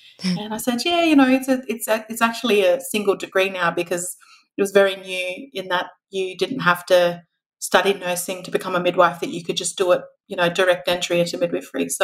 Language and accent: English; Alice Springs, Northern Territory, Australia; also born or lived in Canberra; I was born in Alice Springs, so I get to work at Alice Springs Hospital now, and I was raised in Alice